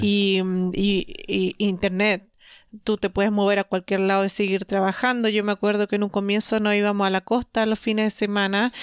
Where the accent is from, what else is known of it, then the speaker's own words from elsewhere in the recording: Chile; nosotros somos de Latinoamérica, de Chile